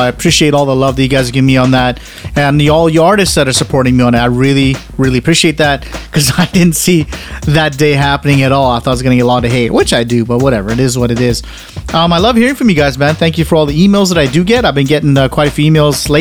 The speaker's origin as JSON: {"language": "English", "country": "Canada", "said": "I'm Canadian"}